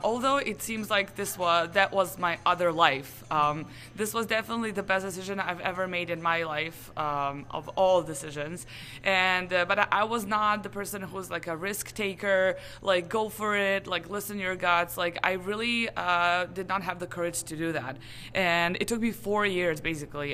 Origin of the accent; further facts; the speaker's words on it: Serbia; I come from Serbia